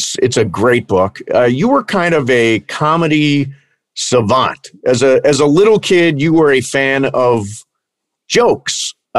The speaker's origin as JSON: {"language": "English", "town": "Toledo", "region": "Ohio", "country": "United States", "tie": "born or raised there", "said": "When I was a little kid growing up in Toledo, Ohio"}